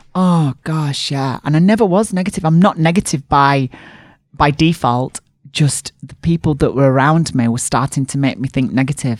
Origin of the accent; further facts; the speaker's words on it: Barnsley, Yorkshire and the Humber, United Kingdom; bigged up my hometown